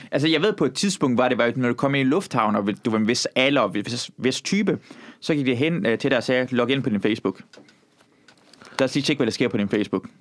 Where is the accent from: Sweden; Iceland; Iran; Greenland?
Iran; now in Denmark; jeg er fra Iran